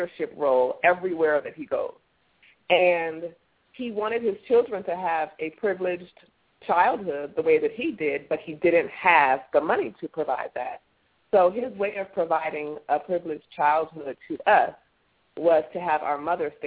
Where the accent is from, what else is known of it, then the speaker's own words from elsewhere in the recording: California, United States; I was born in California